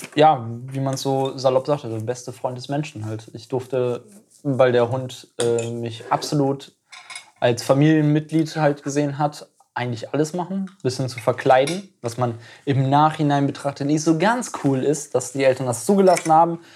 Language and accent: German; East Frisia, Lower Saxony, Germany; ich bin in Ostfriesland geboren.